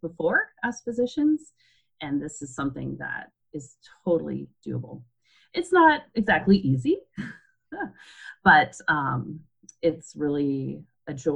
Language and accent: English; Alaska, United States; moved away as an adult; also born or lived in Pennsylvania / Minnesota; moved back to my home state of Alaska, where I was born and raised